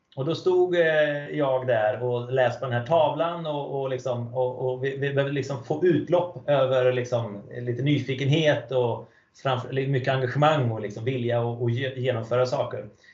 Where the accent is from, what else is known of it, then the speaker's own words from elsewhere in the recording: Falköping, Västra Götaland, Sweden; moved away; Jag är uppvuxen i en stad som heter Falköping